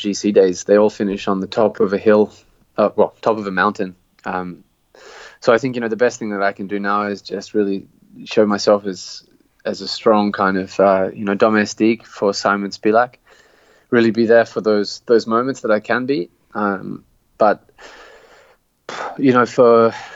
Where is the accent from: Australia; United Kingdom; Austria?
Australia; Canberra, Australian Capital Territory; my hometown of Canberra.